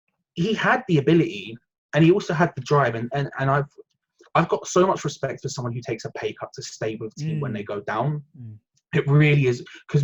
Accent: London, United Kingdom; I'm from a similar area. I grew up in North London.

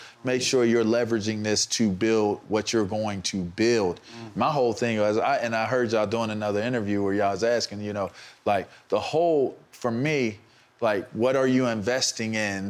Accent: Pittsburgh, Pennsylvania, United States; I'm from Pittsburgh. Like, if you know about being from the bird. and my family's from Homewood

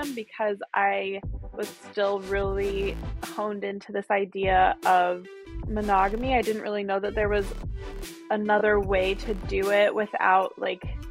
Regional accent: Utah, United States; moved away as an adult; also born or lived in New York; I grew up Mormon in Utah.

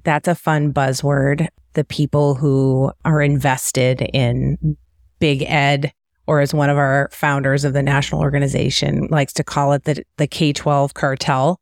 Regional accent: Detroit, Michigan, United States; also born or lived in Cleveland / Kansas City Metro; now in Kansas City, United States; I'm from the Detroit area.

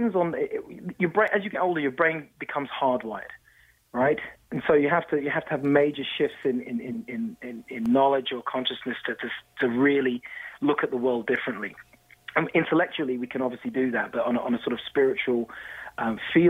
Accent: London, United Kingdom; now in Toronto, Canada; growing up in London, very old society

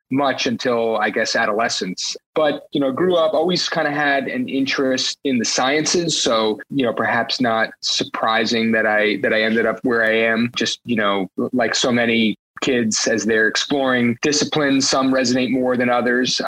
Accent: New York City, New York, United States; born or raised there

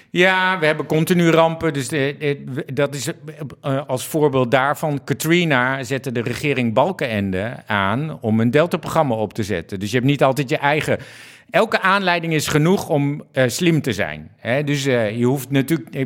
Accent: Netherlands; een Nederlandse eh, jongen die uh, waarnemend directeur-generaal eh, Ruimte en Water is

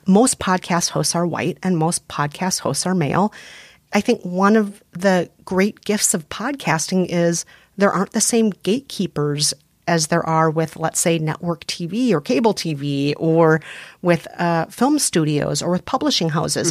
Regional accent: Minnesota, United States; accent: Minnesotan; I'm very Minnesotan. Yep. People hear the Minnesotan in me.

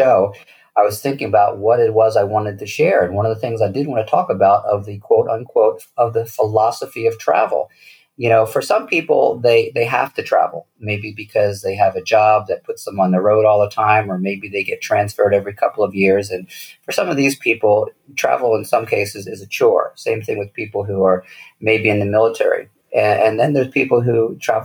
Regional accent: United States; moved away as an adult; also born or lived in European background; now in Mexico; I'm an American citizen

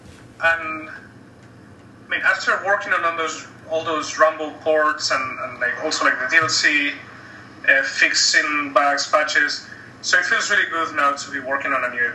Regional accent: Spain; now in Canada; I'm from Spain

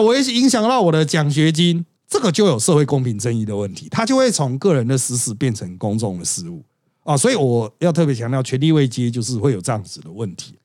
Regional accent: Taiwan; 反正就是我们台湾人的习习惯

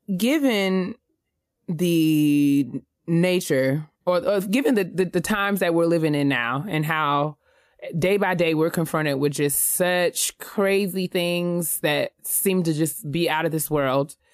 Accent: New York, United States; moved away; someone who was born and raised in New York

